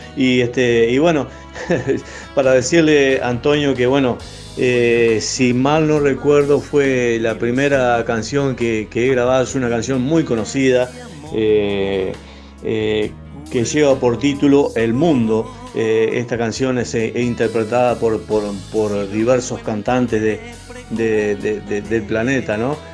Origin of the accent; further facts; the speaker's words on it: Soriano, Uruguay; el departamento soriano que me otorga eh, mi ciudad natal